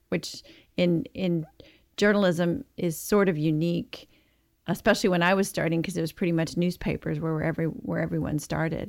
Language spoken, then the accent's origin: English; Marshall, Texas, United States; now in Dallas, United States; I grew up in Texas, in a small town in, uh, in East Texas, just about half an hour from the Louisiana border. and, uh, called Marshall